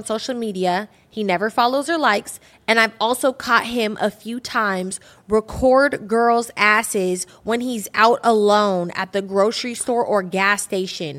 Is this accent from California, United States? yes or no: yes; Bay Area, California, United States; moved away; we're about to go to the Bay Area this week. And we're going to be... I'm taking her back to my hometown